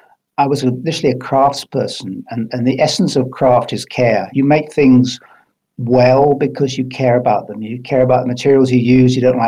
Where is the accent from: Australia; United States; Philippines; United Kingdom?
United Kingdom; Highlands of Scotland; moved away as an adult; also born or lived in England; now in New Zealand; I was brought up in the Highlands of Scotland